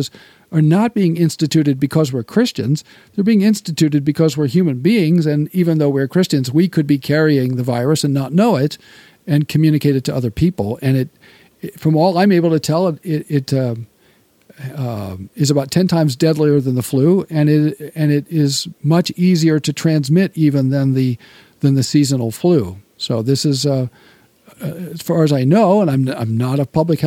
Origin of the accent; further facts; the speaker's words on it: United States; I'm an American